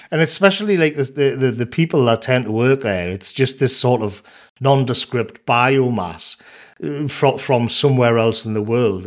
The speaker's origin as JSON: {"language": "English", "area": "North Tyneside", "region": "North East England", "country": "United Kingdom", "tie": "born or raised there", "said": "I grew up on North Tynesides"}